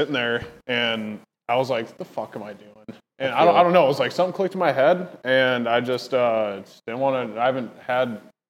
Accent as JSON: {"language": "English", "town": "Andover", "region": "Minnesota", "country": "United States", "tie": "born or raised there", "also_born_or_lived": "Fridley, Minnesota / North Carolina", "said": "I went to Rum River... Oakview, and then Andover, yeah. So I've been in Andover my whole life."}